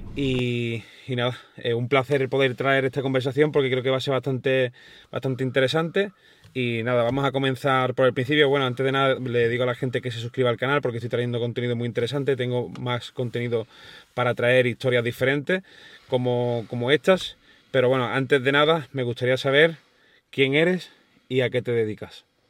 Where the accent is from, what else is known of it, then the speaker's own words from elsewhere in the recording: Cádiz, Andalusia, Spain; yo soy de Cádiz